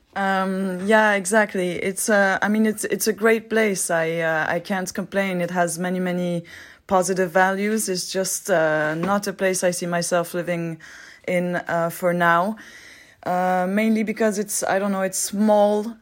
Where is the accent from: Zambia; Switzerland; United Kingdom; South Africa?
Switzerland; Geneva; English is a second language; I'm from Switzerland. I'm twenty-eight years old. Uh, I grew up in Geneva